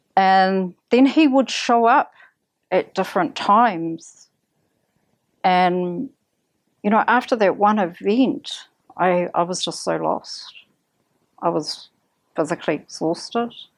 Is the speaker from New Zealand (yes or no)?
yes; Kaitaia, Northland, New Zealand; moved away; also born or lived in Auckland; I come from Kaitaia